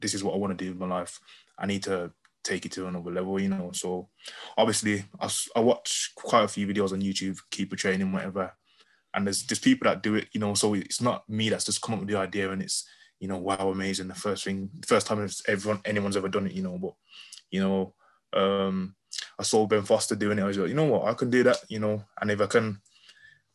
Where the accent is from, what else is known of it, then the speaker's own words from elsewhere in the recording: Birmingham, West Midlands, United Kingdom; I'm from Birmingham originally. So I came back to Birmingham